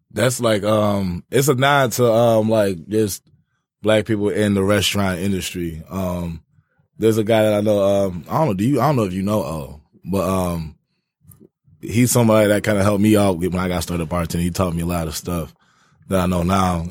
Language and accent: English; Ypsilanti, Michigan, United States; now in Detroit, United States; I'm from Ypsilanti.